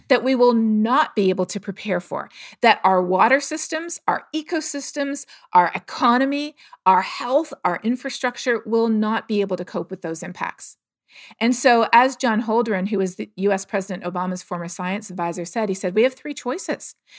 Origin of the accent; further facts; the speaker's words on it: Toronto, Ontario, Canada; I grew up in Toronto